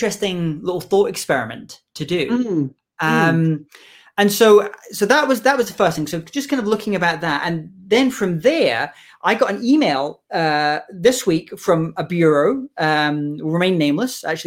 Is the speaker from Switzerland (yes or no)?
no; United Kingdom